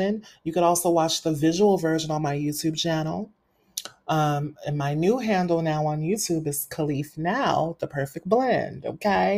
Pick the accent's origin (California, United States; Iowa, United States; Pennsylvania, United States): California, United States; Fresno; I'm originally from Fresno, California